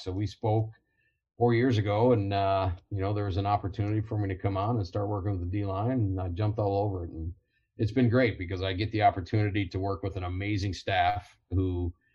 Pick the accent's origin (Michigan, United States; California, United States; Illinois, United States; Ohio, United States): Ohio, United States; Toledo; growing up in Toledo, then uh, uh, University of Toledo, then Marine Corps